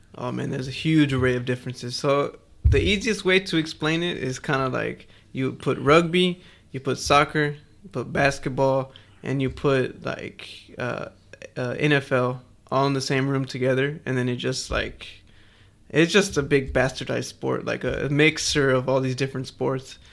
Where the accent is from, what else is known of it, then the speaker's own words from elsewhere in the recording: Houston, Texas, United States; now in Melbourne, Australia; I'm from, I'm from Houston, bro. I ain't from Australia